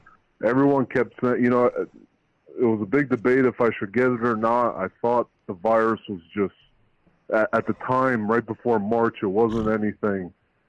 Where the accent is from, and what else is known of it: Albania; now in Newport Richey, United States